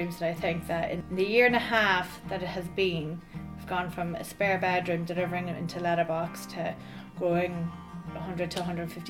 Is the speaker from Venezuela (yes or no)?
no; Dundalk, County Louth, Ireland; moved away as an adult; now in Arrowtown, New Zealand